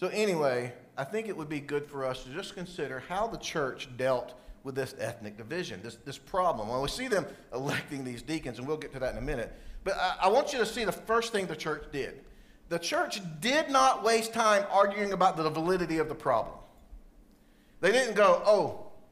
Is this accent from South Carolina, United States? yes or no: yes; South Carolina, United States; where I grew up in South Carolina.